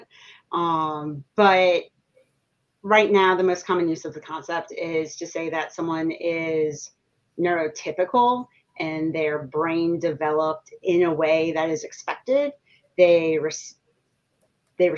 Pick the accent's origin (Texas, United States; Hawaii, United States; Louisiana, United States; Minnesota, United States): Louisiana, United States; New Orleans; now in Baton Rouge, United States; I grew up in New Orleans